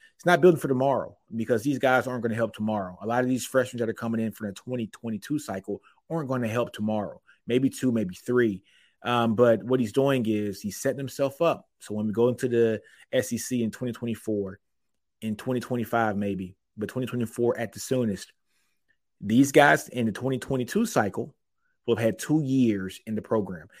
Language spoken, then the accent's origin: English; Killeen, Texas, United States; I am from Killeen, Texas. I went to Ellison High School.